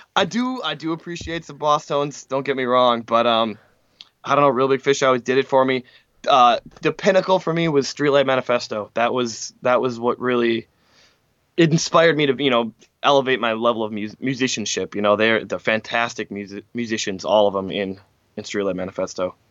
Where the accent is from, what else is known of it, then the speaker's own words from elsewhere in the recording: Francis Creek, Wisconsin, United States; also born or lived in Mishicot, Wisconsin / Manitowoc, Wisconsin / Appleton, Wisconsin; I grew up in Francis Crick, Francis Creek